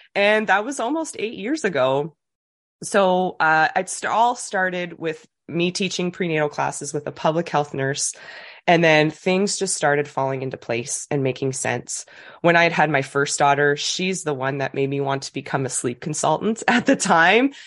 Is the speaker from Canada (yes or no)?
yes; New Brunswick, Canada; moved away as an adult; now in Dartmouth, Canada; I'm from New Brunswick originally. I moved to Nova Scotia, always had a love for Nova Scotia, but came here for university and just kinda never left.